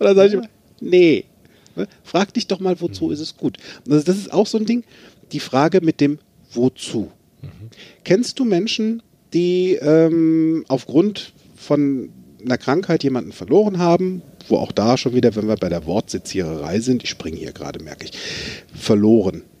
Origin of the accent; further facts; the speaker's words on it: Limburg an der Lahn, Hesse, Germany; Ich bin in Limburg an der Lahn geboren, ist ein schönes Städtchen